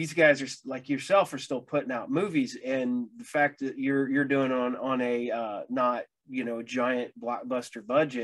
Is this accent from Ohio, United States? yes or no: yes; about 30 minutes north of Dayton, Ohio, United States; I am a fellow Ohioan